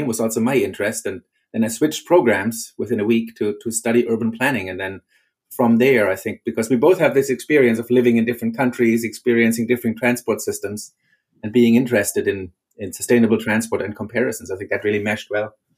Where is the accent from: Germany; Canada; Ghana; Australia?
Germany; moved away as an adult; now in Arlington, United States; originally I, am from Germany